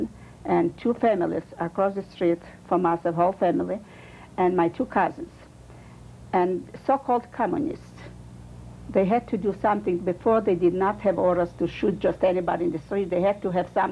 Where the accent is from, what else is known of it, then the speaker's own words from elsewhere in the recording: Kurenets, Minsk Region, Belarus; English is a second language; moved away; born in a small town in Poland, which Kurinitz